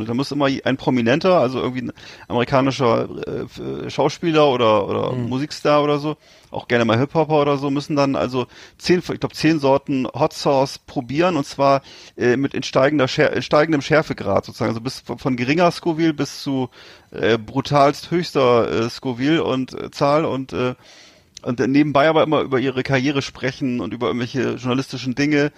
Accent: Northern Germany, Germany; wir sind ja beide Norddeutsche und sind das beide gewöhnt, in Küstennähe zu leben

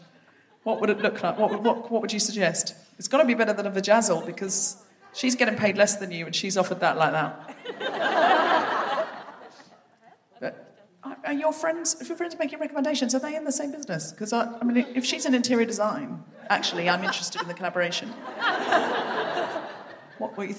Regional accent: London, United Kingdom; I'm from London

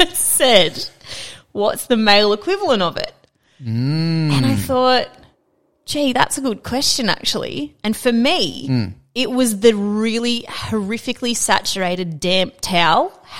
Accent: Queensland, Australia; I'm a Queenslander.

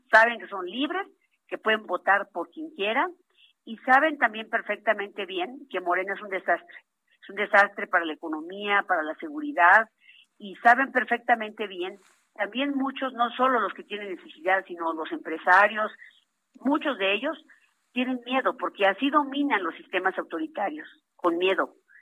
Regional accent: Huasteca, Huejutla, Hidalgo, Mexico; en la región Huasteca, que es de donde soy originaria

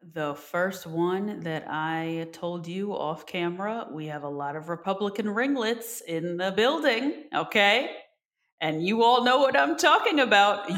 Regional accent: New Jersey, United States; we're from New Jersey

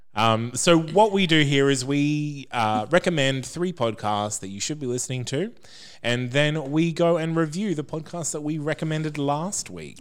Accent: Brisbane, Queensland, Australia; We're all from Brisbane

